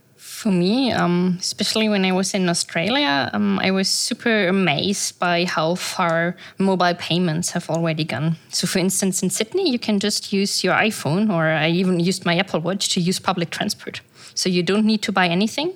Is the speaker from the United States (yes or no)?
no; Germany; now in Dubai, United Arab Emirates; I'm originally, I'm from Germany, but I'm currently living in Dubai